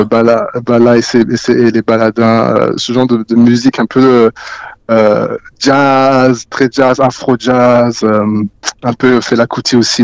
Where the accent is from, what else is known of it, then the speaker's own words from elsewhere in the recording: Haute-Savoie, Auvergne-Rhône-Alpes, France; moved away as an adult; also born or lived in Guinea / Montreal, Canada; now in Toronto, Canada; j'ai grandi, j'ai grandi en France, euh, en Haute-Savoie, et, euh, d'origine guinéenne, donc, euh, Guinée-Conakry.